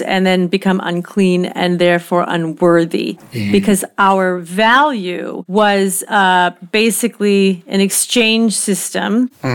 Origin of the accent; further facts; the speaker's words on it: El Cajon, California, United States; my hometown. Good job, El Cajon